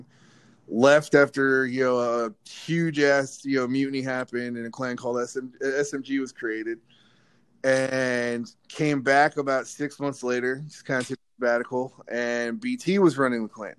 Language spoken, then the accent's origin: English; California, United States; I'm from California